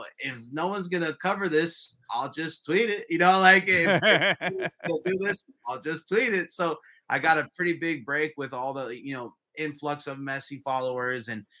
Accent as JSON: {"language": "English", "town": "San Jose", "region": "California", "country": "United States", "tie": "born or raised there", "also_born_or_lived": "outside San Francisco", "said": "I started off covering the San Jose Earthquakes because it was my hometown club"}